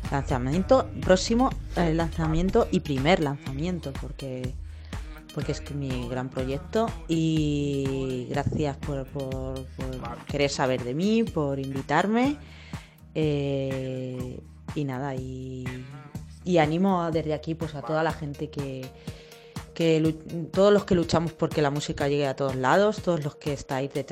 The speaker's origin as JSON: {"language": "Spanish", "region": "Castilla-La Mancha", "country": "Spain", "said": "mi comida favorita, como buena manchega, porque yo soy manchega, eh, ya he dicho que eh, soy de Campo de en un pueblo de Ciudad Real"}